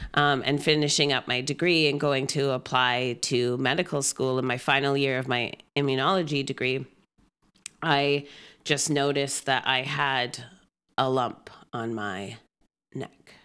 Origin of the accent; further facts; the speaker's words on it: Gibsons, British Columbia, Canada; moved away as an adult; also born or lived in Trinidad and Tobago / Whistler / Victoria; now in Vancouver, Canada; I grew up in Gibson's